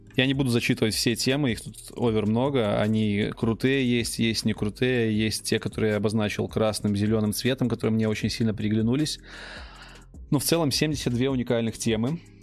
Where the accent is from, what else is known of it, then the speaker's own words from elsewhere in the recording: Belarus; мы, белорусы, хорошо понимаем украинский язык